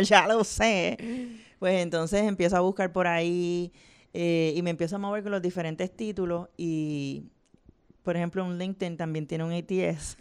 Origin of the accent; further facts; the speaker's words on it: Vega Alta, Puerto Rico; Yo soy de Vega Alta, así que trabajé en, uh. Claire's del Mall.